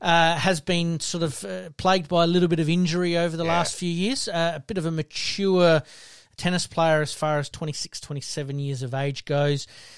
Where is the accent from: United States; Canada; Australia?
Australia; South Australia; obviously being South Australian, we're going to keep a bit of a closer eye on him